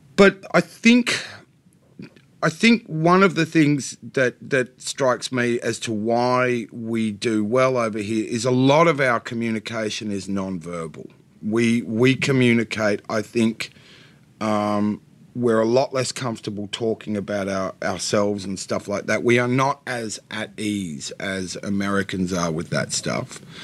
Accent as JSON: {"language": "English", "country": "Australia", "said": "I'm not pretending I'm not an Australian. I very much am."}